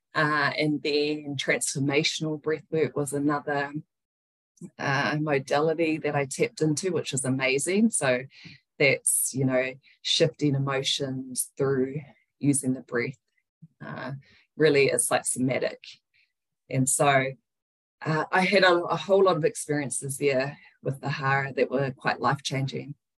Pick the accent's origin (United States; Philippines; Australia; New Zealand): New Zealand; Wellington; moved away as an adult; now in Tauranga, New Zealand; we were raised in Wellington uh, with her. And then I'm currently living in Tauranga.